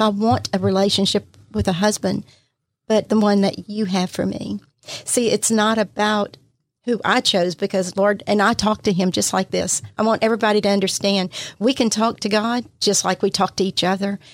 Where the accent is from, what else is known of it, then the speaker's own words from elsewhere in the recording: Pascagoula, Mississippi, United States; also born or lived in Plaquemine, Louisiana; I've been here all my life, was raised in Pascagoula